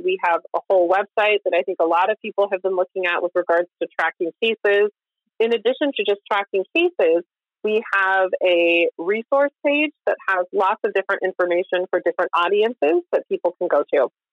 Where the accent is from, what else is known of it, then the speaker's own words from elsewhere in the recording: Kansas, United States; moved away; I grew up in Kansas